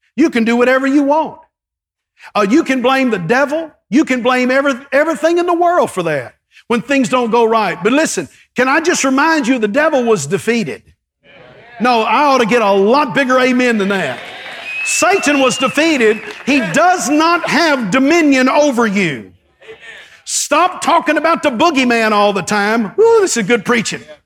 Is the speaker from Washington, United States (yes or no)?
no; East Texas, United States; I grew up in East Texas with, with five, with four brothers